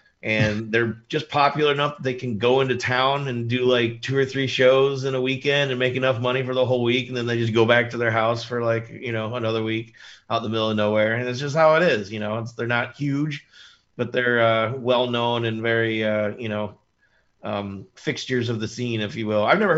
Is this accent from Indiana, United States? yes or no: yes; Indiana, United States; moved away as an adult; now in Rochester, United States; I'm from Indiana originally and been in Rochester for about 10 years